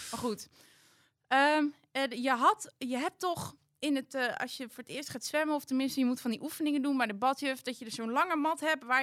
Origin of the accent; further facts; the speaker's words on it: Ingen, Gelderland, Netherlands; Ja, nou, ehm, ik kom uit Betuwe, uit Inge. Maar ik heb nu een hele grote schoonfamilie die helemaal uit Brabant komt.